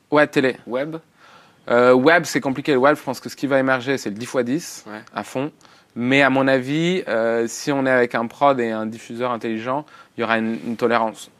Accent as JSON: {"language": "French", "country": "France", "said": "on est français, on est francophone"}